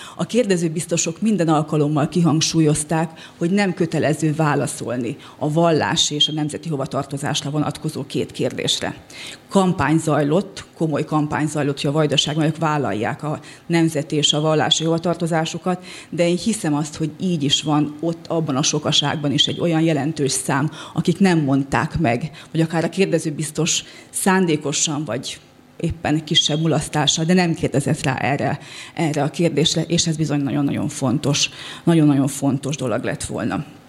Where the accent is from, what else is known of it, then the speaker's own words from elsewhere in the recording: West Bačka, Vojvodina, Serbia; És a Nyugatbácska, ahol az egyik legnagyobb fogyasztás Gyulgyás, ahonnét én is származom